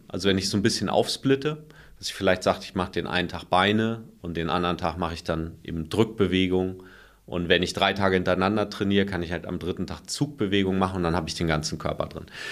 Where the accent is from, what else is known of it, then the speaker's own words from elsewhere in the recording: Germany; bei uns in Deutschland